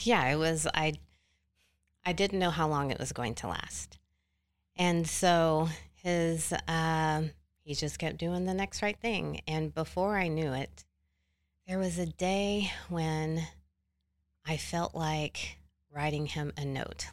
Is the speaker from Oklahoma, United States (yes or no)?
yes; Oklahoma City, Oklahoma, United States; I am from Oklahoma City.